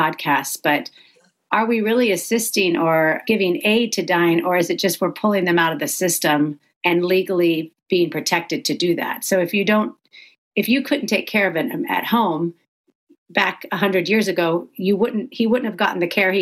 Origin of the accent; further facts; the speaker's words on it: the South, United States; now in California, United States; I'm from the South